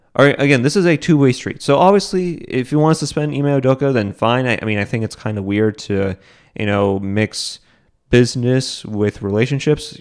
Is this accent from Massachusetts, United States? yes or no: yes; Boston, Massachusetts, United States; I'm from Boston